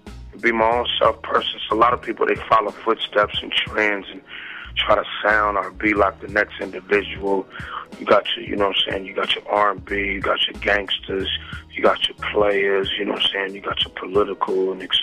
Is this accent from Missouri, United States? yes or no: no; San Francisco, California, United States; I'm from San Francisco